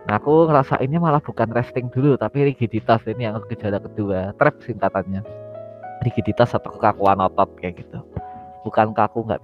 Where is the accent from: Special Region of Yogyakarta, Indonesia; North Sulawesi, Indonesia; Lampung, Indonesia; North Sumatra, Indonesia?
Special Region of Yogyakarta, Indonesia; Yogyakarta; aku asli Jogja tinggal di Jogja